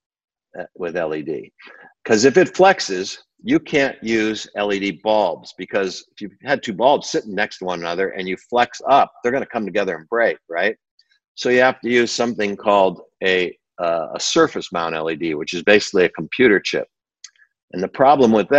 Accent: Burbank, California, United States; also born or lived in Batavia, New York; my parents moved me to Burbank when I was 8 years old, Burbank, California

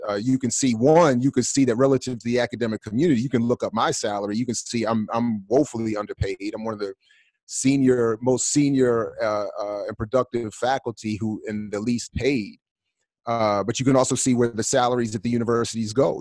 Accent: Maryland, United States; I grew up in Maryland

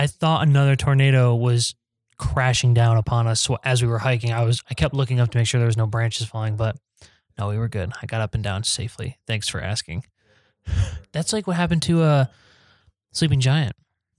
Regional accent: North Stonington, Connecticut, United States; back in my hometown in North Stonington

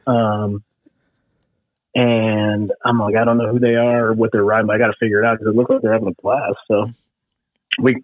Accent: California, United States; moved away as an adult; also born or lived in Missouri; I grew up in California

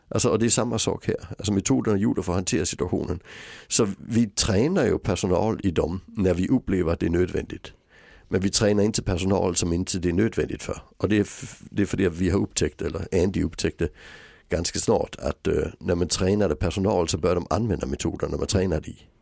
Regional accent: Sweden; jag var den första svensk som blev utbildad i metoden

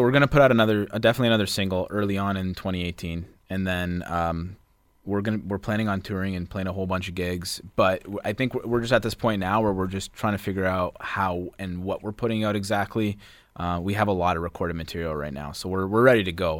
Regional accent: Vaughan, Ontario, Canada; we're from Vaughan Woodbridge area. We grew up around there

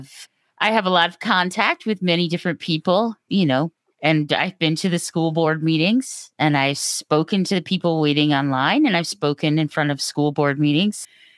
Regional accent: New York, United States; also born or lived in Virginia; My dad was in the Navy and my mom worked in D.C. And so I was born down in on the Bay. But by the time I was six, we had moved up to New York.

